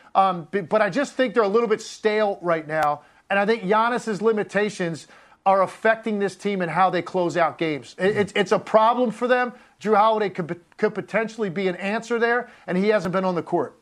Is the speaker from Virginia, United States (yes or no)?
yes; Richmond, Virginia, United States; now in South Jersey, United States; I grew up down in Richmond